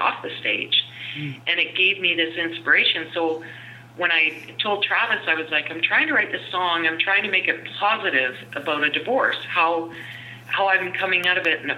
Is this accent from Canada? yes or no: yes; Fernie, British Columbia, Canada; my hometown of Fernie